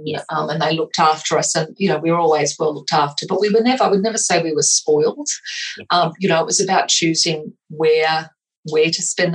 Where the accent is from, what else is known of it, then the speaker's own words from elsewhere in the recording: Australia; also born or lived in England; I was born in England, and my parents immigrated over to Australia when I was about 5 or 6